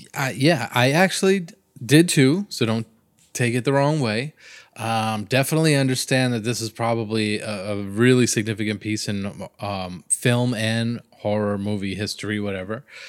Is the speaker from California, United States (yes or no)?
no; Miami area, Florida, United States; I come from Florida and a lot, in Miami area